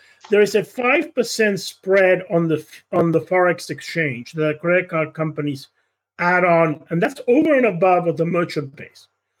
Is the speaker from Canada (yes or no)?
yes; Canada; as a Canadian, buying things in the United States is one area where actually cryptocurrency was very beneficial.